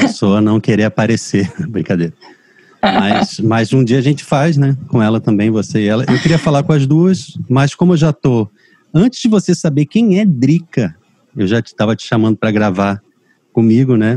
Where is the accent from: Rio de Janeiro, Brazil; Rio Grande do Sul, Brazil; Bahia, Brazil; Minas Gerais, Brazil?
Rio de Janeiro, Brazil; Eu casei com uma cearense, sou carioca